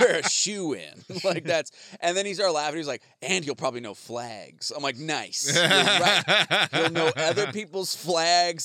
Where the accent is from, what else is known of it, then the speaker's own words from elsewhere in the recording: United States; being American